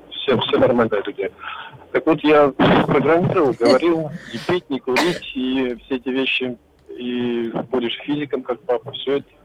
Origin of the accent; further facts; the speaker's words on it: Novosibirsk, Novosibirsk Oblast, Russia; Я, я из Новосибирска